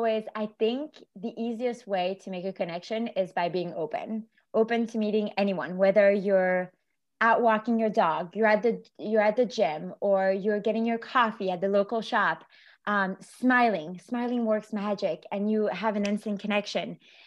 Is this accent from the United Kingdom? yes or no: no; Belgium; moved away; when COVID hit, I was actually visiting my mom in Belgium. So I was back in my home country